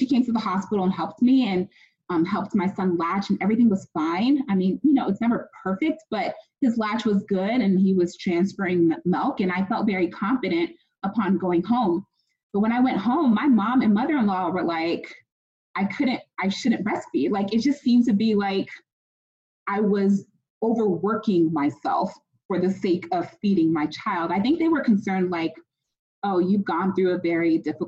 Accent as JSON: {"language": "English", "country": "United States", "tie": "born or raised there", "said": "I'm Ghanaian American. I was born and raised here"}